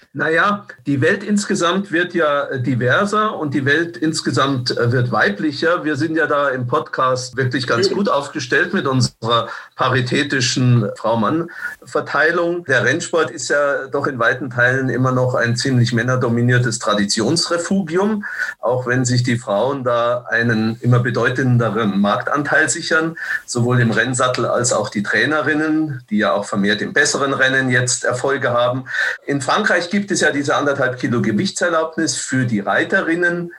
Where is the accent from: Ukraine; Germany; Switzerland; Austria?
Germany; Munich, Bavaria; früher in meiner Jugend hat man in München immer gesagt